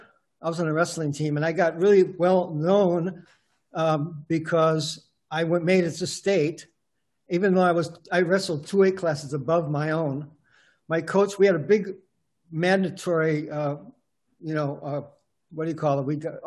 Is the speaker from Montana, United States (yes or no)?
no; Milwaukee, Wisconsin, United States; Yeah. Milwaukee, Wisconsin.